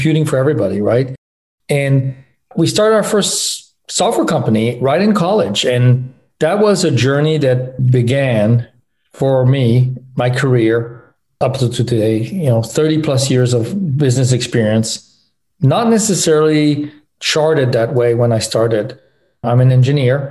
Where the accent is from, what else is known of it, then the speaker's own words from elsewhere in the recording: France; moved away as an adult; also born or lived in Los Angeles, United States / Michigan, United States; I was born in Los Angeles, but grew up in France. My parents moved there when I was 4.